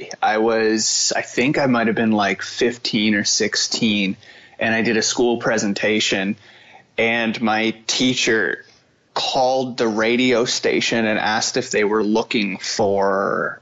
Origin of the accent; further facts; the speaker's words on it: Fredericton, New Brunswick, Canada; I live in Fredericton, which is, you know, my hometown. I grew up here from the tender age of like 3 or 4 years old